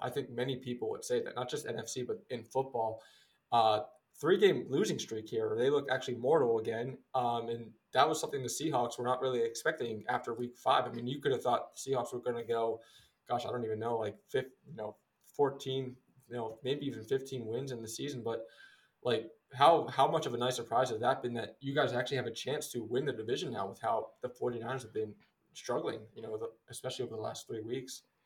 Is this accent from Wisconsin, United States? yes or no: no; Philadelphia, Pennsylvania, United States; I'm from the East Coast, Philadelphia